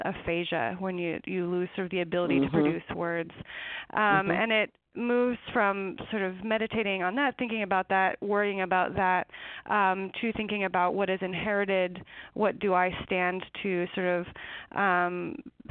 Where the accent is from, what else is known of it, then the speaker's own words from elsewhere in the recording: eastern Washington, United States; it's in eastern Washington, in a canyon by the Snake River.